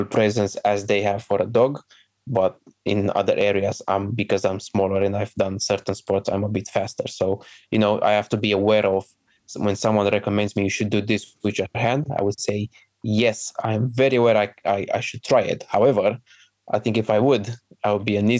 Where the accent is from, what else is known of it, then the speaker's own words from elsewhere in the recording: Romania; moved away as an adult; now in United Kingdom; my home country